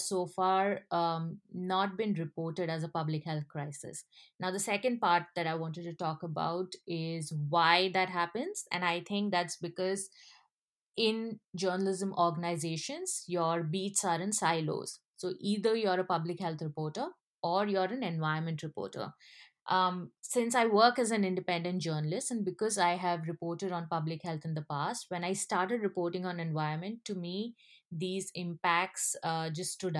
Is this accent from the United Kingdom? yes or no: no; India; I come from India